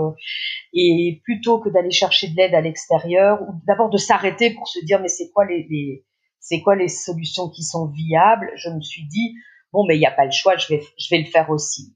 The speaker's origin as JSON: {"language": "French", "country": "Belgium", "said": "en Belgique puisque je suis belge"}